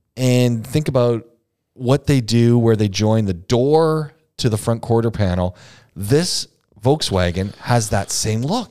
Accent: Southern Ontario, Canada; I come from Southern Ontario is where I grew up

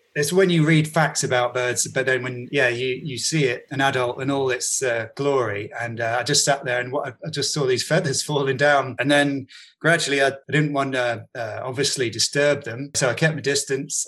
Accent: Bedfordshire, East of England, United Kingdom; also born or lived in South London; now in London, United Kingdom; I'm originally from Bedfordshire.

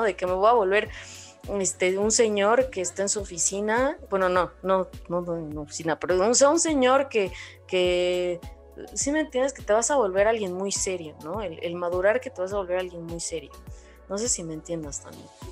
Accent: Mexico; nosotros los mexicanos

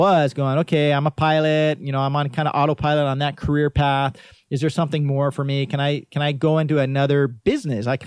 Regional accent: Waimanalo, Hawaii, United States; as a kid growing up in Waimanalo

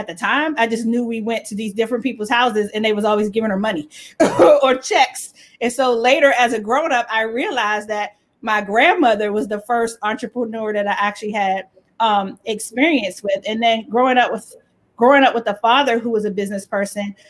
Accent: Capitol Heights, Maryland, United States; I'm from Capitol Heights / Fairmont Heights, Maryland. It was Fairmont Heights growing up, and then they changed it to Capitol Heights.

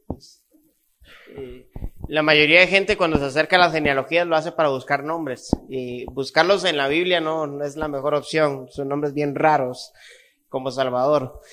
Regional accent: Costa Rica; Yo nací en Costa Rica, viví en Costa Rica toda mi vida

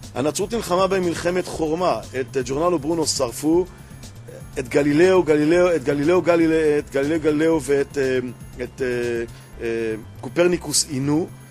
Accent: Ramat Gan, Tel Aviv District, Israel; אני אה, גדלתי ברמת גן

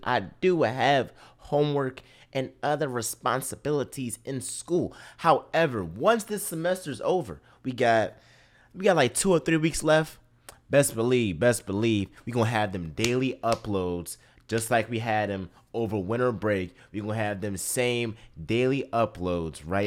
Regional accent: Philadelphia, Pennsylvania, United States; I am from Philly

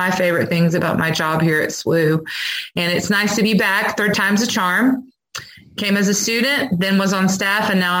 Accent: North Carolina, United States; moved away as an adult; also born or lived in Winter Haven, Florida; I'm from Shady Grove Wesleyan Church in North Carolina

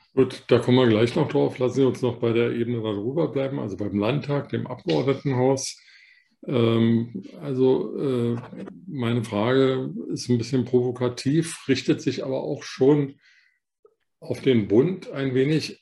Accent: West Germany, Germany; weil ich selber einer bin, ein Westdeutscher

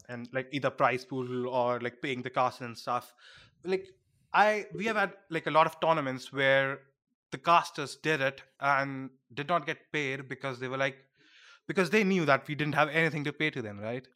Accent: India; being an Indian

